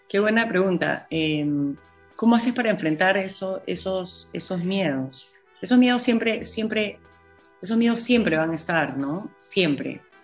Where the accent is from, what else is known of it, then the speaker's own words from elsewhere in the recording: Peru; de lo que hemos vivido como peruanos